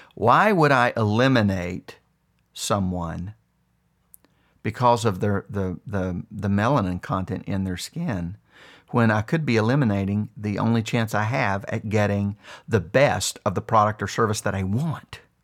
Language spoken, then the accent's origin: English; West Virginia, United States; When I was a young boy, I grew up extremely poor in West Virginia